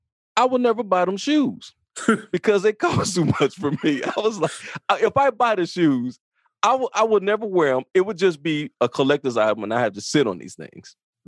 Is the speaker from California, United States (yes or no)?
no; Chicago, Illinois, United States; From Chicago.